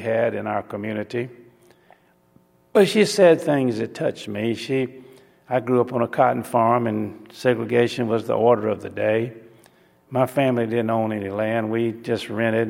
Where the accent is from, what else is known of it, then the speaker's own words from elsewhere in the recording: Alabama, United States; took me from the cotton fields of Alabama